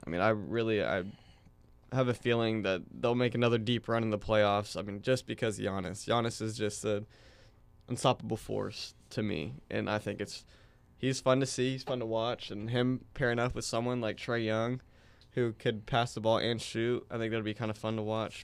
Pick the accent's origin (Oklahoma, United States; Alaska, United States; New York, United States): Oklahoma, United States; Tulsa; I'm from Tulsa, um, here at O S U